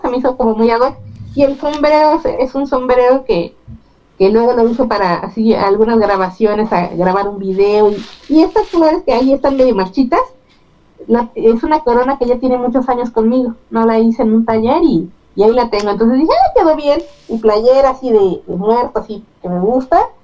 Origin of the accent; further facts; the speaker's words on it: Mexico City, Mexico; yo crecí en la Narvarte en, en mi infancia